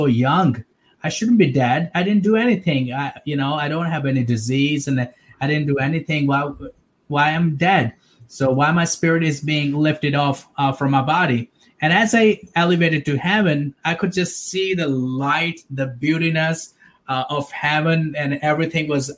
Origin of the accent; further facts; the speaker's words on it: Pakistan; I was born and raised in Pakistan